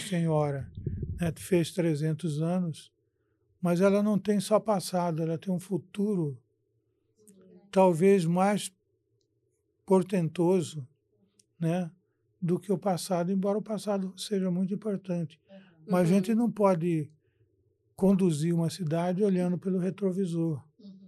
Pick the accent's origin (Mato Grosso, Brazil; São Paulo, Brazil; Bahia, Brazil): Mato Grosso, Brazil; Cuiabá; also born or lived in Brasília; sou cuiabano